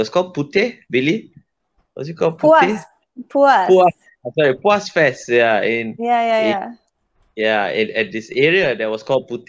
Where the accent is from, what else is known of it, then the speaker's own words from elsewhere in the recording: Petaling Jaya, Selangor, Malaysia; I was born in PJ, man.